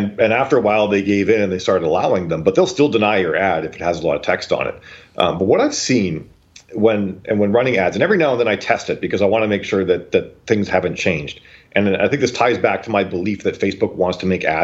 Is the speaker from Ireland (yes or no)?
no; Canada; I'm from Canada